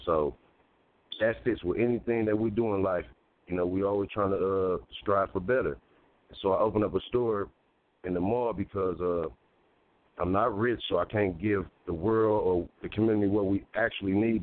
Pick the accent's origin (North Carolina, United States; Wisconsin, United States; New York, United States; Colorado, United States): Wisconsin, United States; Milwaukee; I'm born and raised in Milwaukee, 34 years old